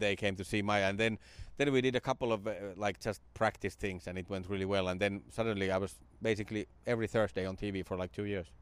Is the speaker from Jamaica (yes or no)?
no; Finland; moved away; my hometown. It came to Finland in the nineties